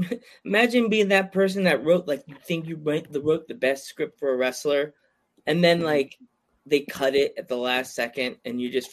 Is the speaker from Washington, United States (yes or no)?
no; New York, United States; now in Pennsylvania, United States; I grew up in New York. I live in Pennsylvania now.